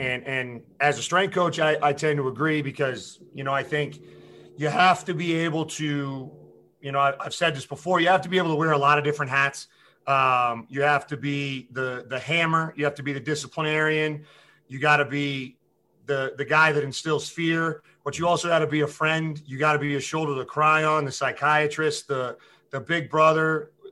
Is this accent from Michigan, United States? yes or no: no; Massachusetts, United States; moved away; I'm from Massachusetts originally